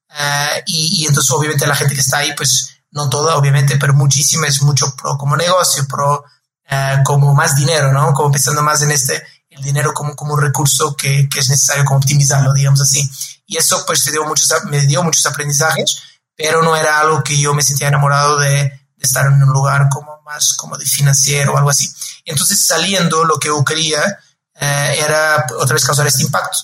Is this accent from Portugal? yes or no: yes; Lisbon, Portugal; moved away; yo soy portugués, ¿no? Como mencionar, soy de Lisboa, ahí nací, tengo toda mi familia en Lisboa